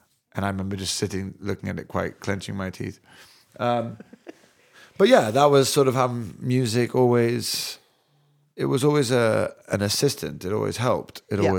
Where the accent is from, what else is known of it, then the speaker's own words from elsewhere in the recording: London, United Kingdom; born there; accent: American; I'm born in Parsons Green. I mean, I'm English, but still to this day, that used to really frustrate me.